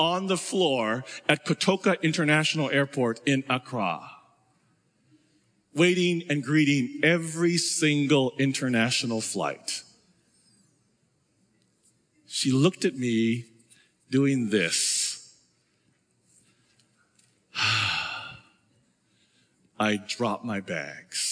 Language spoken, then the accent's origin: English; United States; I'm an American